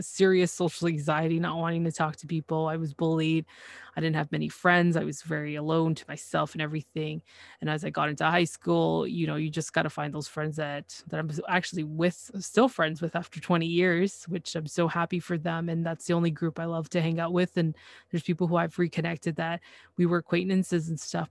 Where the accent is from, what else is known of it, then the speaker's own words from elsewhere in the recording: Canada; I am Canadian